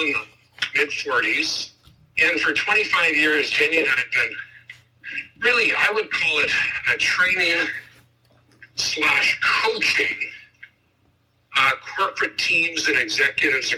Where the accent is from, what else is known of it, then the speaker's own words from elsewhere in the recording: Burnaby, British Columbia, Canada; I'm a kid from Burnaby, British Columbia.